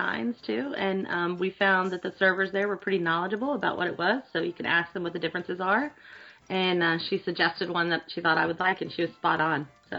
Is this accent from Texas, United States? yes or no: yes; Texas, United States; I'm from Texas